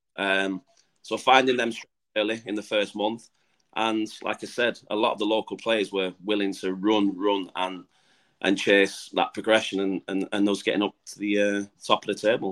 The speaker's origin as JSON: {"language": "English", "region": "England", "country": "United Kingdom", "moved": "as an adult", "lives_now": "Gibraltar", "said": "I've come in as the Englishman."}